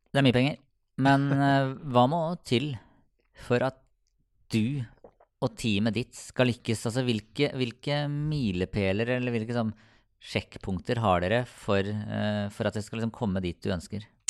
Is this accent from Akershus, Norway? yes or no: no; Sarpsborg, Østfold, Norway; jeg er fra Sarpsborg